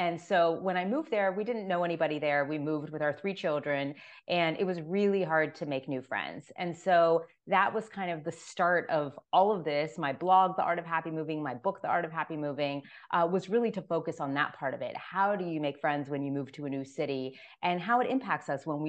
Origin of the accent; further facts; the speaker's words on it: Miami, Florida, United States; And I'm originally from Miami, Florida.